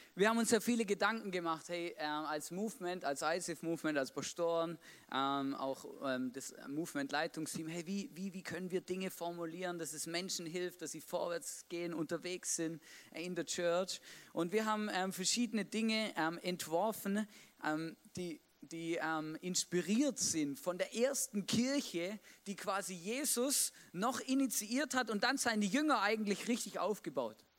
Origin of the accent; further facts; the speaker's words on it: Swabia, Baden-Württemberg, Germany; moved away; Es gibt auch da, wo ich aufgewachsen bin, so Kartenspiele